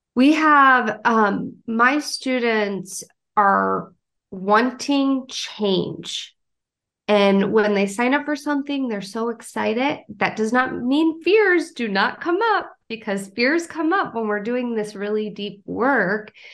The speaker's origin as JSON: {"language": "English", "region": "Wisconsin", "country": "United States", "tie": "born or raised there", "moved": "as an adult", "lives_now": "South Carolina, United States", "said": "I grew up in Wisconsin and I moved down to South Carolina"}